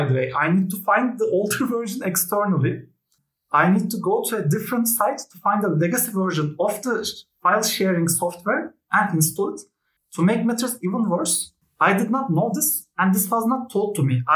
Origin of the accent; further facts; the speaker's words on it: Turkey; I am a Turk